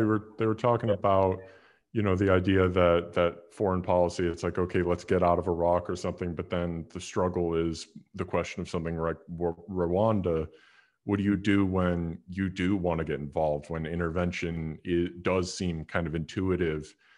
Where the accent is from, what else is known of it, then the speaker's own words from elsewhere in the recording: Chicago, Illinois, United States; I grew up in Chicago